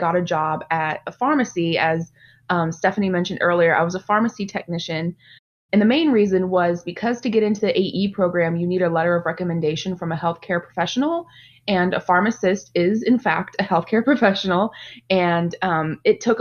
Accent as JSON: {"language": "English", "town": "Mesquite", "region": "Texas", "country": "United States", "tie": "born or raised there", "said": "I am actually originally from Dallas, specifically a suburb, Mesquite. I was born and raised"}